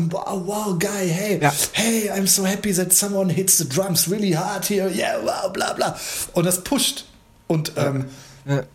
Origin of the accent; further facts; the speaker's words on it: Gladbeck, North Rhine-Westphalia, Germany; da wo ich herkomme, also mit meinen Leuten hier aus Gladbeck